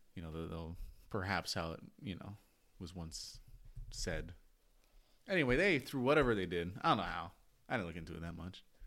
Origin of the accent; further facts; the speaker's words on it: United States; I am an American.